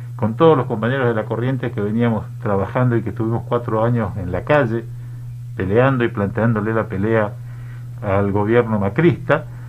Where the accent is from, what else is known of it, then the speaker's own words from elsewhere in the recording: Misiones, Argentina; Yo soy de Misiones. Yo soy de Misiones, yo vengo del norte